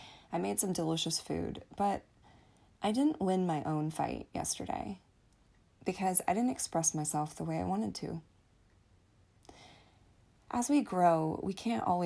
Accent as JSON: {"language": "English", "country": "United States", "said": "I am American, so we celebrated Thanksgiving with my family"}